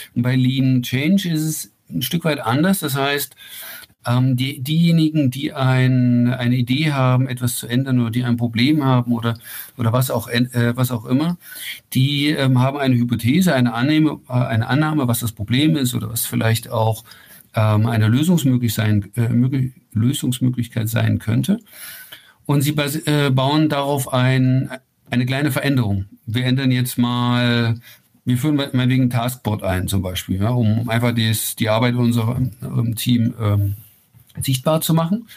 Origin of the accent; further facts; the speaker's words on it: Ilmenau, Thuringia, Germany; now in near Rosenheim, Germany; gebürtig komme ich aus Thüringen, das ist ja ganz in deiner Nähe da, äh, aus, aus Ilmenau